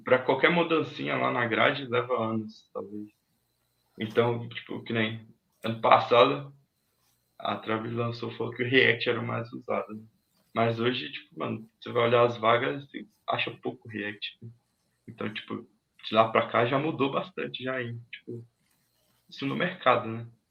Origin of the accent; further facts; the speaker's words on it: Minas Gerais, Brazil; now in Arujá, Brazil; Mas eu fui criado lá em Minas Gerais. Né? Meus pais são de lá. Aí eu cresci lá.